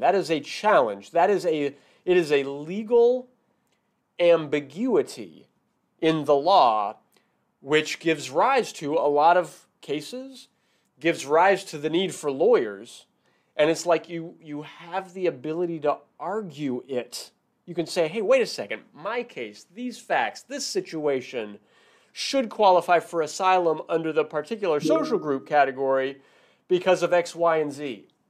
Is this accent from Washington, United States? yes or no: yes; Washington, United States; now in San Francisco Bay Area, United States; I'm originally from Washington State